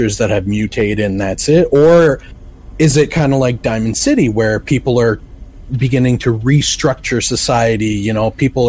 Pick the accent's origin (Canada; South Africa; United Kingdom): Canada; I am Canadian